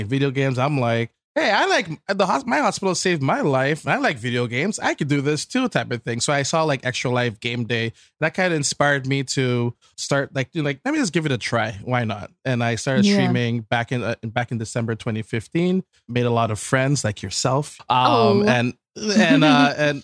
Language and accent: English; Canada; as a Canadian